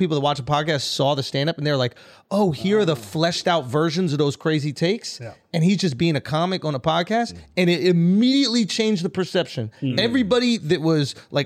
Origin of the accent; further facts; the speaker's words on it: United States; us Americans